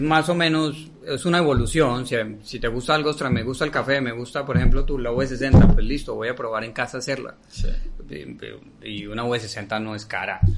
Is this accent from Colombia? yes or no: yes; Colombia; now in Vilafranca, Spain; somos colombianos